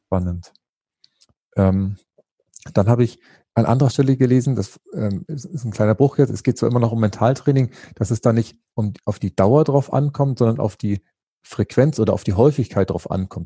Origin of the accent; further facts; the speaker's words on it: Northern Germany, Germany; Ich bin ja als, als Norddeutscher